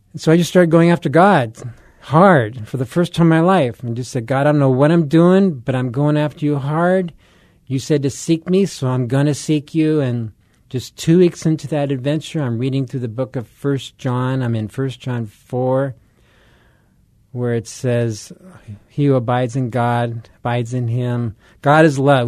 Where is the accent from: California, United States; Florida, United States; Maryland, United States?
California, United States; Southern; moved away as an adult; also born or lived in Colorado; I grew up in Southern California, so this is old stomping grounds here